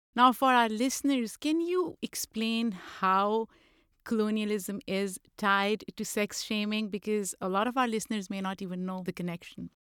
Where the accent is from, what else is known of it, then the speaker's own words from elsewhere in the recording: Pakistan; moved away; I grew up in Pakistan